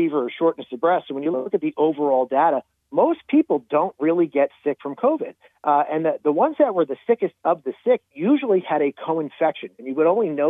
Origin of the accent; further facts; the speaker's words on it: New Jersey, United States; my home state of New Jersey